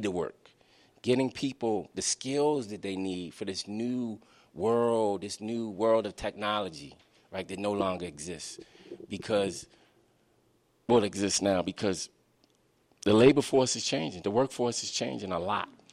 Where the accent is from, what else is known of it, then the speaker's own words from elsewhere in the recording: Baltimore, Maryland, United States; my own growing up in Baltimore.